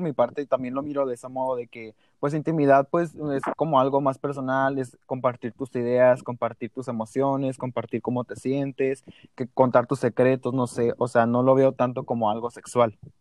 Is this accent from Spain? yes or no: no; Mexico; Soy mexicano a morir